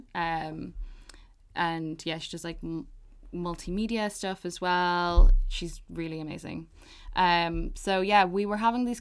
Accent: Balbriggan, Leinster, Ireland; the people that I grew up with in Balbriggan, shout out B10

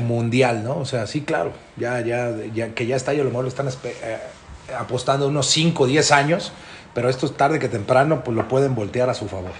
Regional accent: Mexico; nosotros como mexicanos

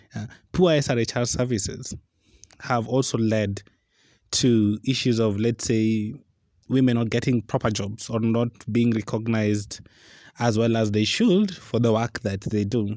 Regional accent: Western Kenya, Nyanza, Kenya; I'm from Nyanza, and in Western Kenya

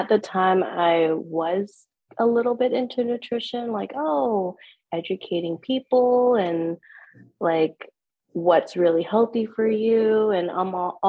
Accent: Portland, Oregon, United States; I am definitely Portland Northwest native. I've lived here all my life.

